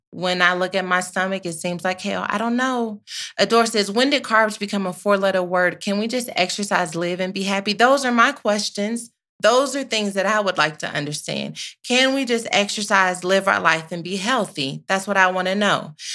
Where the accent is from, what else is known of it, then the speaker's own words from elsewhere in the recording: Texas, United States; I am from Texas